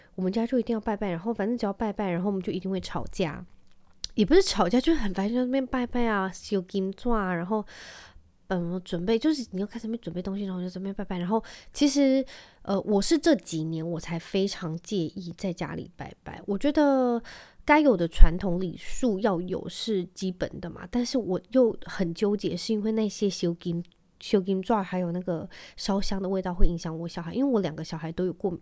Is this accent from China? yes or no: no; Penghu County, Taiwan; 我记得我小时候在澎湖的时候